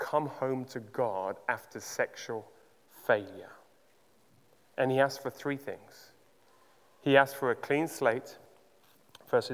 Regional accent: Uganda; Growing up in Uganda

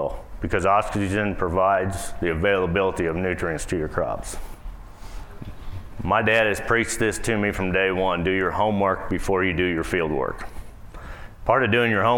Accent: Boonville, Missouri, United States; I'm from Boonville, Missouri

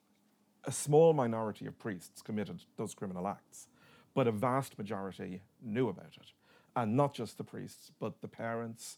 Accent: Dublin, Leinster, Ireland; where I grew up in Dublin, my neighbour on one side was the parish priest

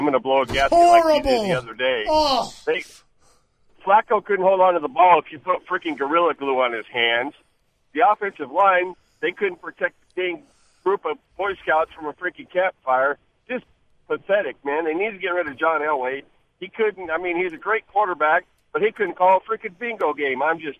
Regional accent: Denver, Colorado, United States; I am a lifelong Bronco fan. Okay. I grew up in Denver.

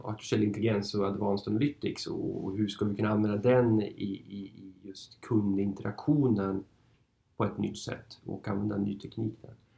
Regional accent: Norrland, Sweden; moved away as an adult; also born or lived in Uppsala / Stockholm; jag är född och uppvuxen i Norrland

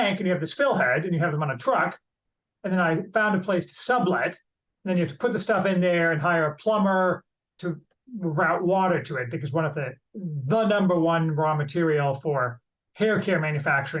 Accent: Indiana, United States; also born or lived in Chicago; I grew up in Indiana

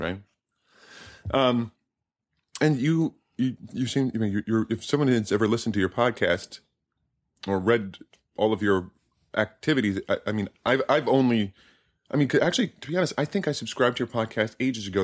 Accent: United States

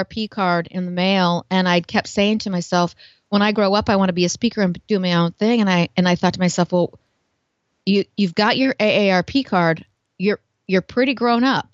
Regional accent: Portland, United States; I'm from Portland, kind of a hippie, kind of creative.

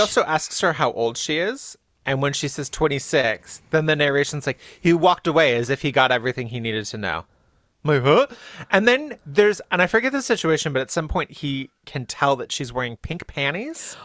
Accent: Riverside, California, United States; I am from Riverside, which is in the high desert in SoCal

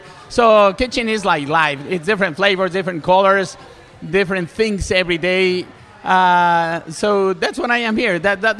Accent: Mexico; English is a second language; moved away as an adult; I came from Mexico 5 years ago.

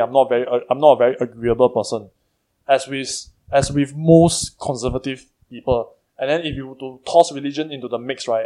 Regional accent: Singapore

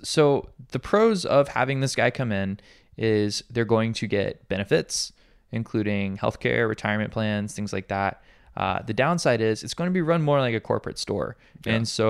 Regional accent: Alabama, United States; now in Hawaii, United States; I had this experience coming to Hawaii from Alabama, where there's, you know, much larger percentage of black people, and specifically my hometown, which is, I believe the like actual city is majority black.

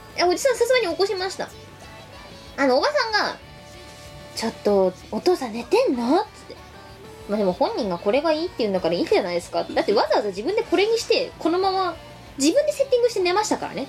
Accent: Chiba, Japan; 幕張は私、出身高校がありまして、毎日通ってました

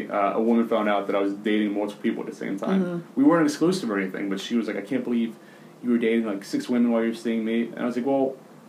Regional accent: United States; I'm American.

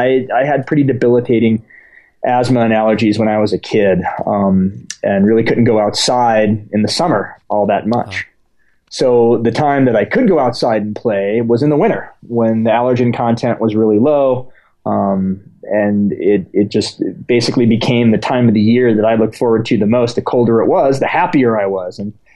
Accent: United States; born there; No, I was born in the States, okay. But my father's from Ecuador. Mm-hmm. So I spent a large portion of my childhood going back and forth.

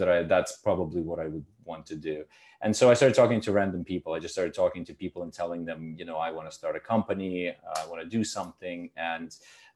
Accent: Canada; moved away as an adult; also born or lived in Ukraine / Germany / India / United States; I was born in Ukraine, grew up in Canada

